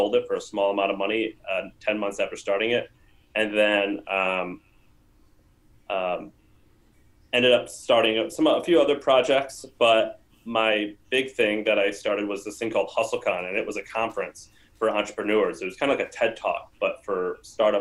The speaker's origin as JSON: {"language": "English", "town": "St. Louis", "region": "Missouri", "country": "United States", "also_born_or_lived": "Nashville, Tennessee", "moved": "as an adult", "said": "I am from St. Louis, Missouri, went to college in Nashville, Tennessee"}